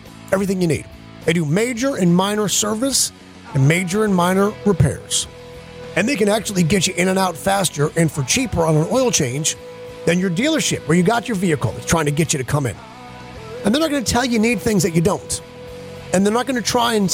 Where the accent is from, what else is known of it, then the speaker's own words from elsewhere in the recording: Geneva, New York, United States; moved away; my hometown in Geneva, New York, I sleep in the bedroom that was my bedroom as a kid.